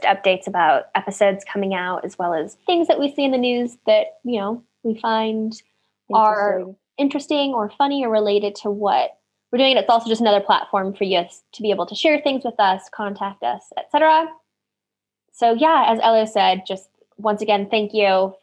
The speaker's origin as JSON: {"language": "English", "country": "United States", "said": "as an American"}